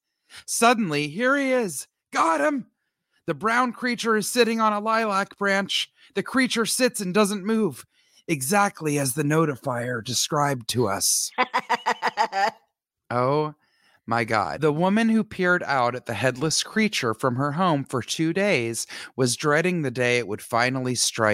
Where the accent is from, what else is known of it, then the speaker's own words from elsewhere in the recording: Montreal, Quebec, Canada; this listener lives in Montreal, which is my hometown where I was born.